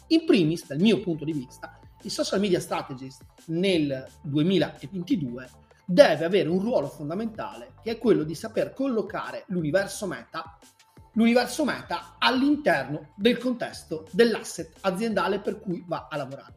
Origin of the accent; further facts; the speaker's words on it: Veneto, Italy; sono veneto